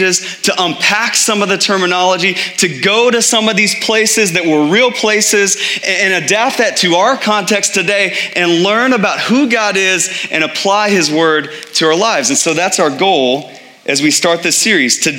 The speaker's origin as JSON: {"language": "English", "region": "Texas", "country": "United States", "tie": "born or raised there", "moved": "as an adult", "lives_now": "Phoenix, United States", "said": "I grew up in Texas"}